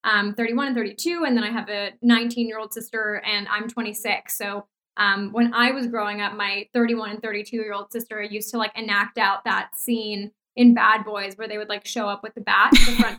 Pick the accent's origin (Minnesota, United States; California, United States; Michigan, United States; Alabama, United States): California, United States; Los Angeles; moved away as an adult; also born or lived in New York; I grew up in Los Angeles. I moved to New York when I was 18